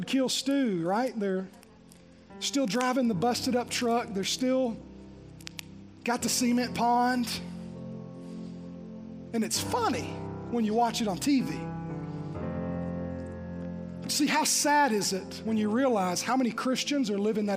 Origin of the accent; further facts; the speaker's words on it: Green Hill, United States; I grew up in Green Hill